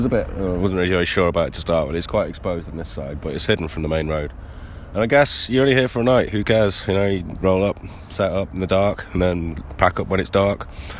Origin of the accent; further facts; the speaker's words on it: England, United Kingdom; I'm from England, so obviously I do.